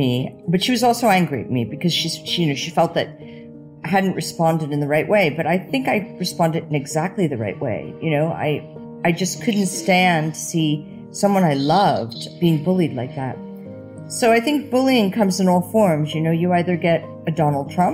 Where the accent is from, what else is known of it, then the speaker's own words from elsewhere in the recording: New Jersey, United States; moved away as an adult; also born or lived in London, United Kingdom / Paris, France; I grew up in New Jersey and I went to a Catholic school